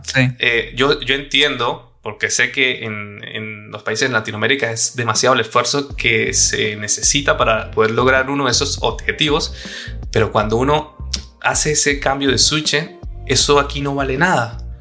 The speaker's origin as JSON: {"language": "Spanish", "country": "Venezuela", "also_born_or_lived": "Colombia / Mexico", "moved": "as an adult", "lives_now": "Spain", "said": "que soy venezolano y que también he vivido en Colombia, he vivido en México"}